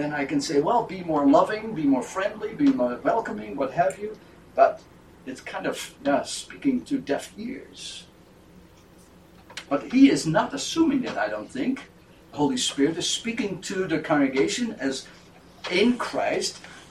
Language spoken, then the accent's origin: English; Netherlands; moved away as an adult; also born or lived in Grand Rapids, Michigan, United States; As a young man, I came from the Netherlands and I studied at Calvin College in Grand Rapids, Michigan